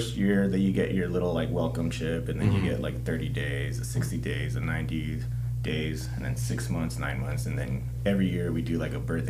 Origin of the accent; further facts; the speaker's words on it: United States; Yeah, and then obviously I was born here.